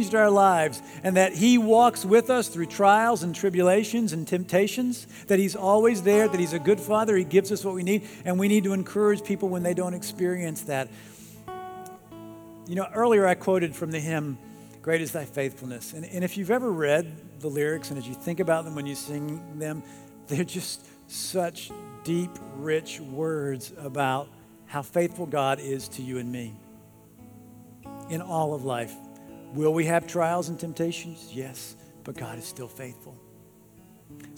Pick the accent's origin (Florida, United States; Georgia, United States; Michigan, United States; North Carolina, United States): North Carolina, United States; I grew up in North Carolina.